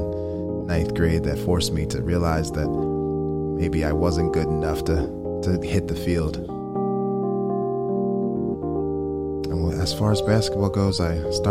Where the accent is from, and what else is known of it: West Chester, Pennsylvania, United States; born or raised there